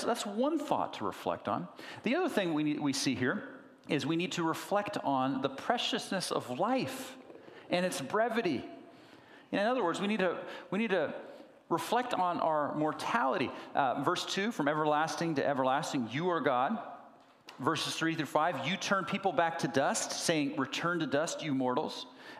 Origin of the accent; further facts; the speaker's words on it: Berkeley, California, United States; also born or lived in San Diego; I was born in San Diego, so I was raised there until about 11 years old. When my parents moved to the East Bay, where they started a church, and I was raised there more or less in Berkeley.